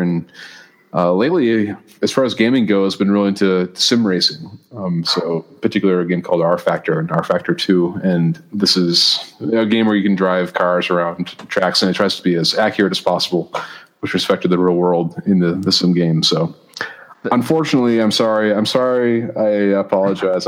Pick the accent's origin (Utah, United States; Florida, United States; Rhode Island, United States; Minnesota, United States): Minnesota, United States; Maple Grove; moved away as an adult; also born or lived in St. Paul, Minnesota / Plymouth, Minnesota / Indiana / Stanford, California; now in Denver, United States; I grew up in Maple Grove and then lived for a while in Plymouth and in St. Paul